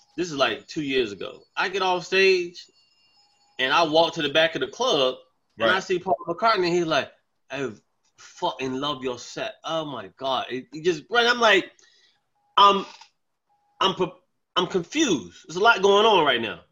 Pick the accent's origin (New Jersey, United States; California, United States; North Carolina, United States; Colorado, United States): North Carolina, United States; Charlotte; moved away as an adult; now in Bronx, New York, United States; I'm from Charlotte. I went to I went to Wesley Hills Elementary School.